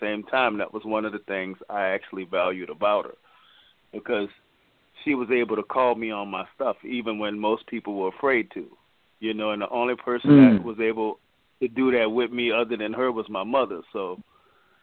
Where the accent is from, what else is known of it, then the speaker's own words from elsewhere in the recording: Louisiana, United States; moved away; We're originally from Louisiana